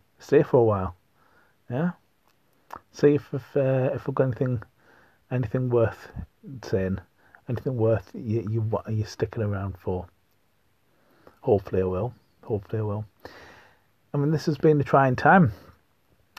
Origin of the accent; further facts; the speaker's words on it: North East England, United Kingdom; accent: Pitmatic; I am from the northeast of England. I'm not a Geordie. If you think I am, you're very much mistaken. I am, in fact, if anything, a Pityaka. Okay, so one who hails from a mining colliery.